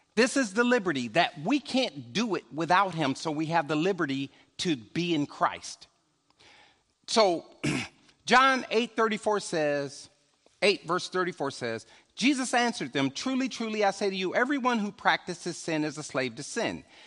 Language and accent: English; Chicago, Illinois, United States; I'm a stepper from Chicago